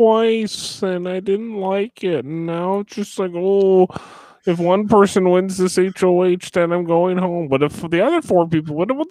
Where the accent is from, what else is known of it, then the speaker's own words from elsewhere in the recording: New Jersey, United States; You know, I'm from North Jersey, yo, and he's from South Jersey, yo.